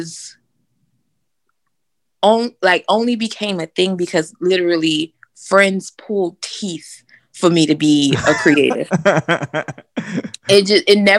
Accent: Miami, Florida, United States; now in Birmingham, United States; we grew up in Miami

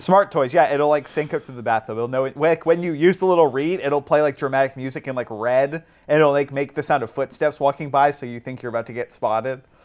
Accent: England, United Kingdom; I am an English gentleman

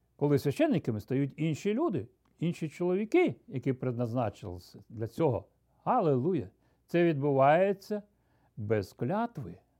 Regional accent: Ukraine; Я ріс, зростав на Україні

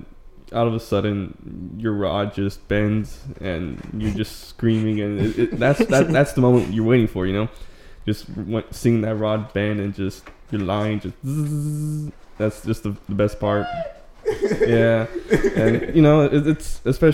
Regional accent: Laredo, Texas, United States; I'm from Laredo, Texas. It's a border town

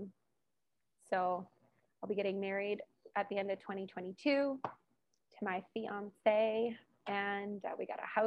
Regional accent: Hamilton, Ontario, Canada; moved away as an adult; now in Edson, Canada; I moved from Ontario as well, but from a large city called Hamilton. So that's where I'm from

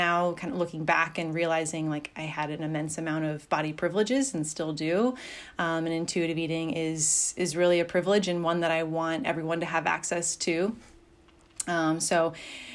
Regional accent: Pacific Northwest, United States; moved away; I grew up in the Pacific Northwest

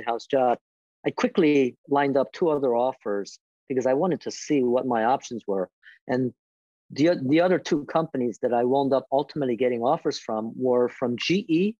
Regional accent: Philadelphia, Pennsylvania, United States; moved away; Philly, which was my hometown for me. My parents were there, my siblings were there, my friends were there

